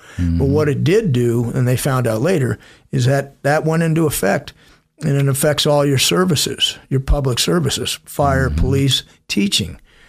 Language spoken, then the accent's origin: English; Yucca Valley, California, United States; also born or lived in Long Beach, California; we moved out to a small town near Palm Springs called Yucca Valley. Mm-hmm. Raised there